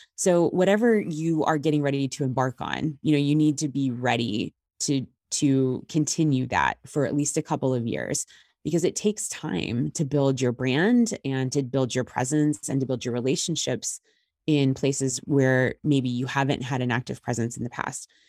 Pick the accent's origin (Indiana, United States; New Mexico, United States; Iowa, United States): Indiana, United States; moved away as an adult; I actually just relocated back to my home state of Indiana